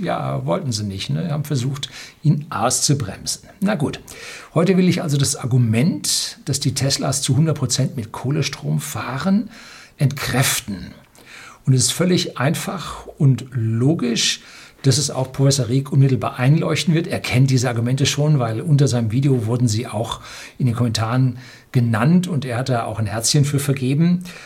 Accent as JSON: {"language": "German", "country": "Germany", "said": "bei uns in Deutschland"}